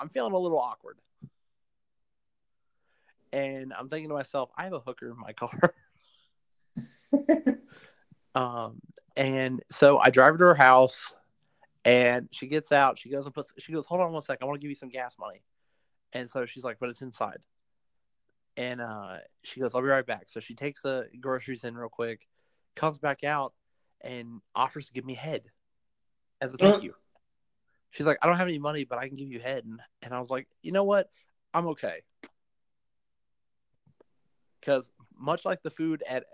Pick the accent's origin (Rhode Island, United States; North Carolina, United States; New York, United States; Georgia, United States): North Carolina, United States; Fayetteville; in my hometown, there is, on Bragg Boulevard